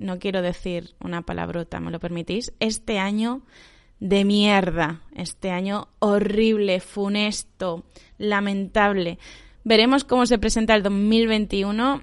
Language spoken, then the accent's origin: Spanish; Spain; also born or lived in China; en mi pueblo